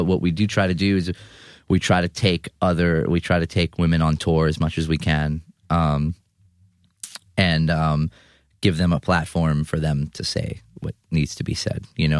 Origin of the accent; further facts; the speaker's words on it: Queens, New York, United States; See, but I'm from Eastern Queens.